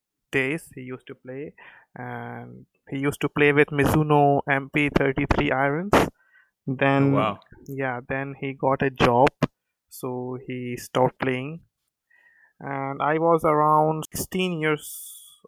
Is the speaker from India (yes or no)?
yes; central India, India; I'm from India and I live in a village named Telikhera, which is situated in the central part of the India.